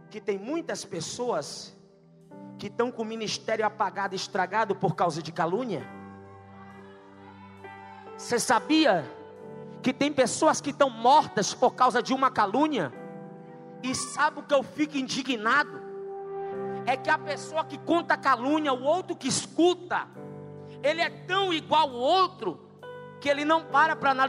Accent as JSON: {"language": "Portuguese", "town": "Natal", "region": "Rio Grande do Norte", "country": "Brazil", "accent": "nordestino", "moved": "as an adult", "lives_now": "Goiânia, Brazil", "said": "eu sou lá de Natal, Rio Grande do Norte. É conhecida como a terra do sal e do sol."}